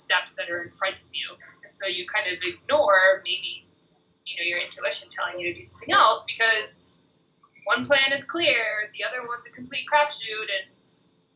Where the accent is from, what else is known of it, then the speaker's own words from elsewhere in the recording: Reno, Nevada, United States; moved away as an adult; also born or lived in Middlebury, Vermont; I was born in Reno, Nevada